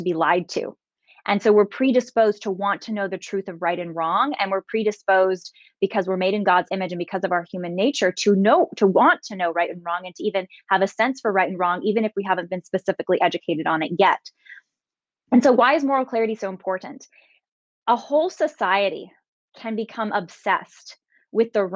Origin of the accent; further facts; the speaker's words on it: San Jose, California, United States; I'm from San Jose, California.